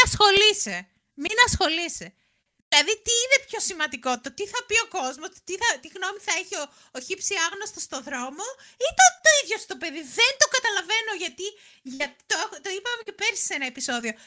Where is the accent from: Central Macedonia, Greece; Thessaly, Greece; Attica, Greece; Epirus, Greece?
Attica, Greece; near Ilion; είναι κοντά εκεί που μεγάλωσα